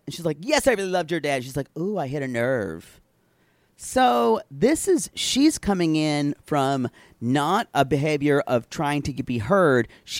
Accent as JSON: {"language": "English", "region": "Southern United States", "country": "United States", "accent": "Southern", "said": "Men here have liked my Southern accent."}